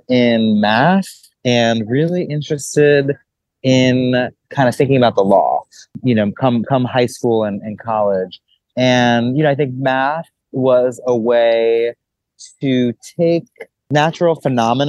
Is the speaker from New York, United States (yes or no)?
yes; New York City, New York, United States; growing up in New York City within a multicultural, multilingual home